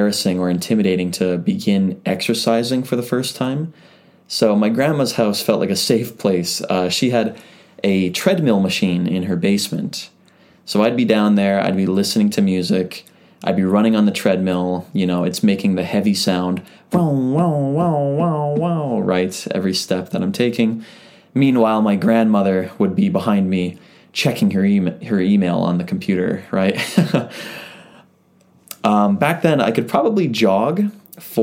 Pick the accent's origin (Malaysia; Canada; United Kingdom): Canada; now in Japan; I'm a Canadian living in Japan